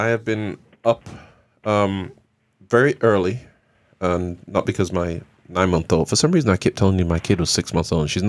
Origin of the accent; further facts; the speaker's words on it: England, United Kingdom; Well, I'm English. My parents are Jamaican.